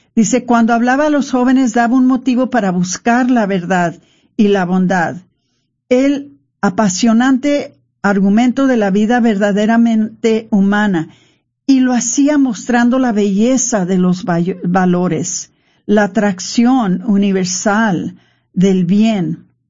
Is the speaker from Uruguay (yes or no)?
no; Mexico; nosotros los mexicanos